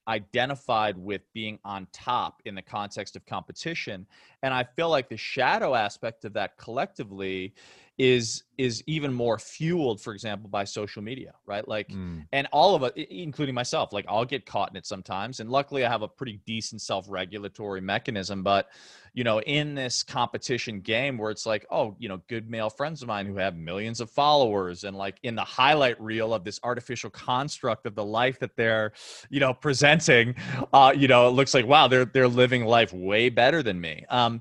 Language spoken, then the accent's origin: English; Chicago, Illinois, United States; I grew up in Chicago and he was my hero.